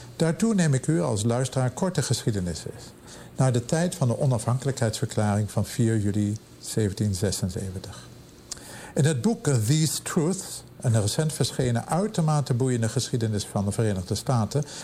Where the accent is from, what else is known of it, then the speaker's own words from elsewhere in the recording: Amsterdam, North Holland, Netherlands; moved away as an adult; now in Pittsburgh, United States; bij ons in Amsterdam of Europa